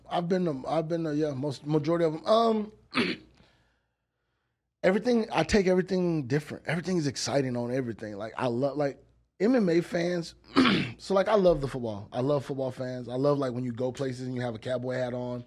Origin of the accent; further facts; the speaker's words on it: Texas, United States; I'm from Texas